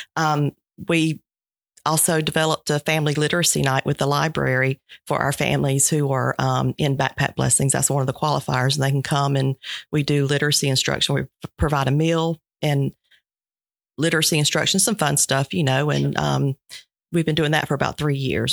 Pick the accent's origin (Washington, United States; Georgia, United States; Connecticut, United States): Georgia, United States; Sylvester; I grew up in Sylvester, uh, youngest of three kids, single parent home